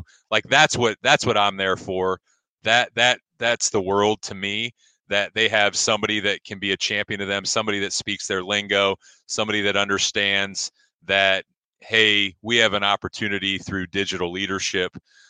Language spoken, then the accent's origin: English; Ashland, Ohio, United States; But my background is, I am from Ashland, graduated from Ashland High School, spent all of my elementary and middle school years in the Ashland City School District